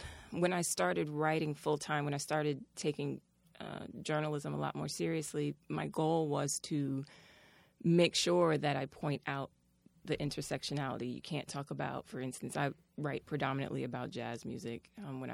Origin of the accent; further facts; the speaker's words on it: New York City, New York, United States; I was raised out in Brooklyn